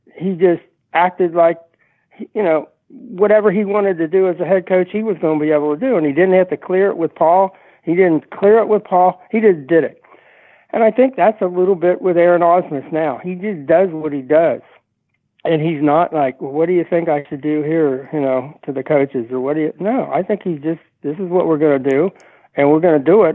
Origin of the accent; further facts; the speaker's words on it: Cincinnati, Ohio, United States; moved away; growing up in Cincinnati